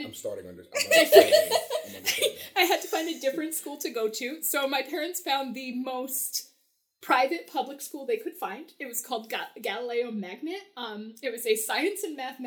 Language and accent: English; Vermont, Southern Virginia, United States; raised there. But the formative teenage where I became me was in Southern Virginia